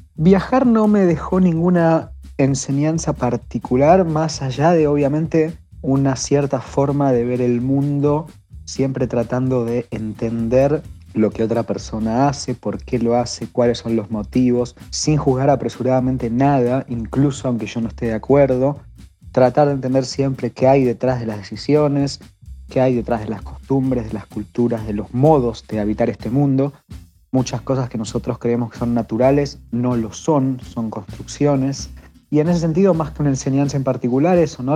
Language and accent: Spanish; Argentina; por ser argentino, siempre decir que, que soy del país de Messi y Maradona